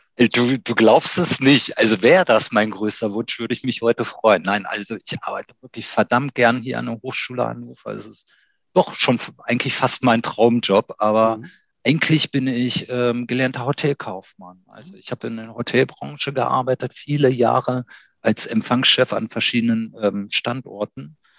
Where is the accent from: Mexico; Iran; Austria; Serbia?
Iran; now in Hanover, Germany; mein Name kommt aus dem Iran. Ich bin eigentlich Iraner, habe Doppelstaatsbürgerschaft, also bin deutsch-iranisch